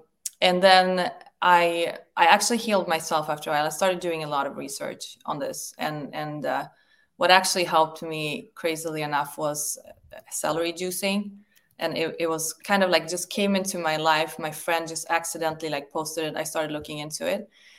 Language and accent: English; Sweden; I came from Sweden, and in Sweden, we do have complete choice over vaccines, even in school.